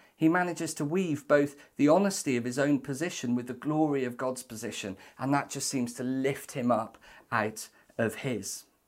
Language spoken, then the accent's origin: English; Welsh, Wales, United Kingdom; Despite being Welsh